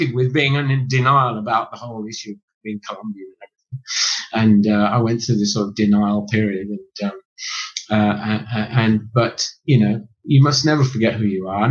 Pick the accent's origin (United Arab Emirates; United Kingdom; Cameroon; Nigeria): United Kingdom; England; a middle class Englishman growing up in England